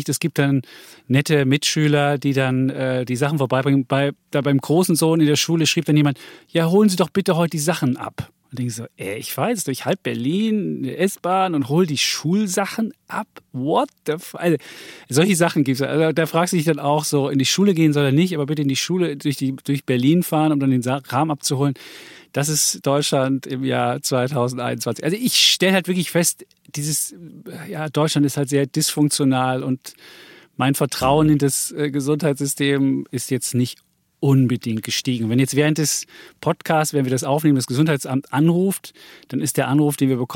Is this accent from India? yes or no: no; Austria; wir wollten eine Banane für mich als Ösi.